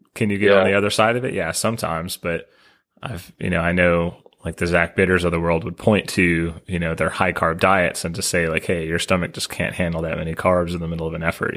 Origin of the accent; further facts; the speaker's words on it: Nashville, Tennessee, United States; I'm from Nashville